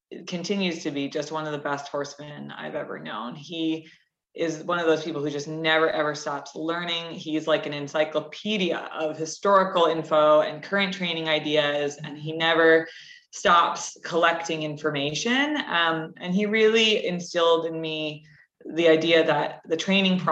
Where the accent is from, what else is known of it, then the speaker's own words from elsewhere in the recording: Connecticut, United States; I grew up in Connecticut, so in New England